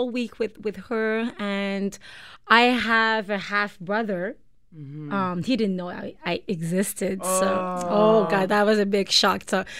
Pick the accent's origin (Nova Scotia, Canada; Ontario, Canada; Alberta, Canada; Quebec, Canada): Quebec, Canada; Montreal; English is a second language; moved away as an adult; also born or lived in Bangkok, Thailand; now in Toronto, Canada; Yeah, because I'm from Montreal. Yeah, you were raised in Montreal.